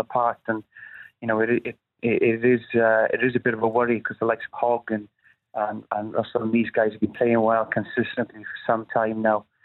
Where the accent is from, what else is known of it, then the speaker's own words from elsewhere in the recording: Wales, United Kingdom; we'd be happy as Welsh people